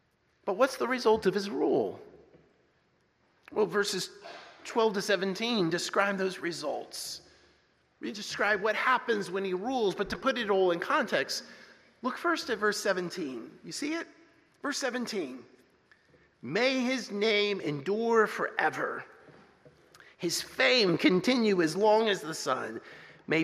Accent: Texas, United States; also born or lived in New Jersey; When I was a kid growing up in Texas and Jersey, we had all kinds of songs, patriotic songs that we sang.

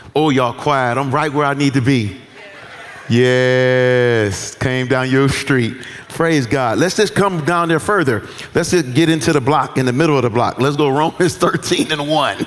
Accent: United States; as American citizens

